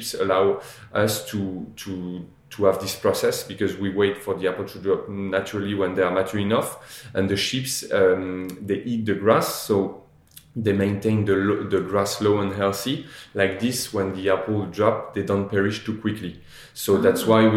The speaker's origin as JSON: {"language": "English", "region": "Normandy", "country": "France", "tie": "born or raised there", "said": "I grew up in Normandy at the Chateau de Sassy"}